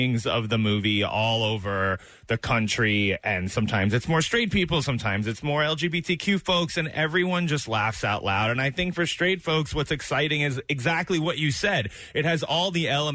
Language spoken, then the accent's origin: English; New York, United States; I'm a New Yorker, so, you know, I grew up not too far from here.